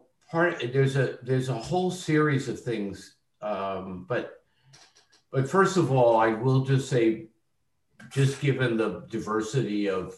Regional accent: Philadelphia, Pennsylvania, United States; when I was growing up in Philadelphia

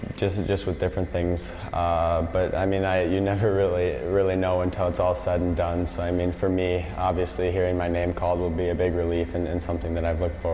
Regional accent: Minnesota, United States; just growing up in Minnesota, all my buddies were playing hockey

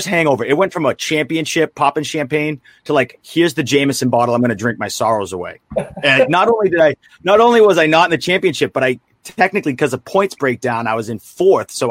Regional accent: Boston, Massachusetts, United States; now in Florida, United States; I grew up in Boston. I live down in Florida

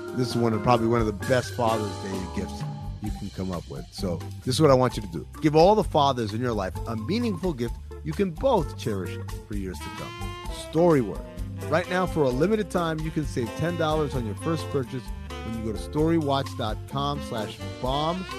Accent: Sudan; moved away; My dad, uh, is from Sudan. I'm from Sudan

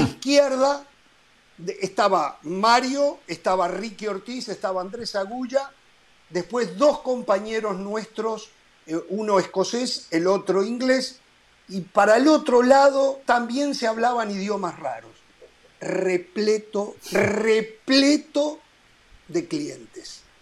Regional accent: Uruguay; como uruguayo

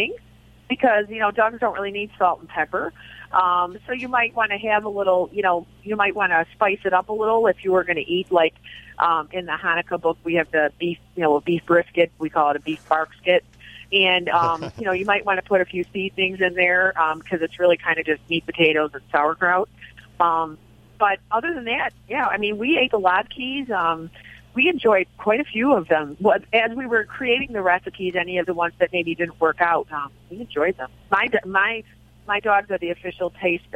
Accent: Chicago, Illinois, United States; I am Irish Catholic from the south side of Chicago

